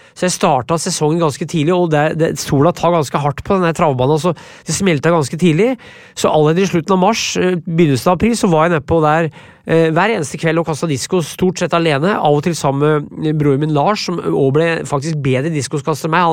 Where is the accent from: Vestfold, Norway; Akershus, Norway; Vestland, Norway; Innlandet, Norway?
Innlandet, Norway; Brumunddal; also born or lived in Vermont; jeg er fra Brumunddal, jeg kan ikke bo i by.